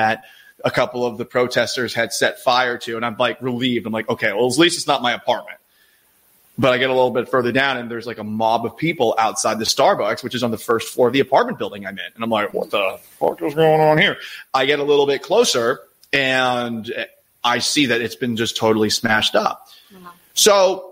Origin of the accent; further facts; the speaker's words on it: Boston, Massachusetts, United States; now in Seattle, United States; I'm someone from Boston originally.